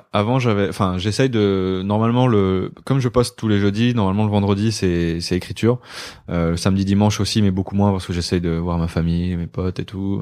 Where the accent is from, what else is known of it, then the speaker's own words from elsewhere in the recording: Côtes-d'Armor, Brittany, France; moved away as an adult; je viens de Côte d'Armor. J'ai vécu 19 20 ans là-bas.